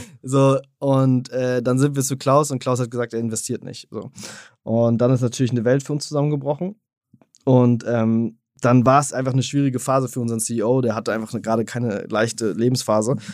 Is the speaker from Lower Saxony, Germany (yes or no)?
no; Berlin, Germany; moved away; also born or lived in Switzerland; ich bin ursprünglich Berliner